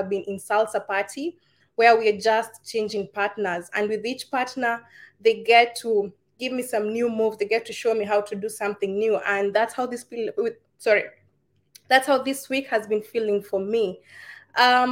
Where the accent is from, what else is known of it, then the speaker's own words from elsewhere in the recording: Kenya; now in United Arab Emirates; I am a Kenyan. I'm in the United Arab Emirates.